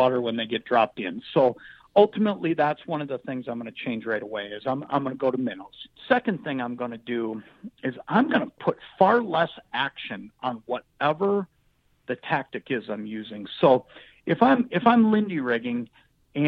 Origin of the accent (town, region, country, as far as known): Anoka, Minnesota, United States; born or raised there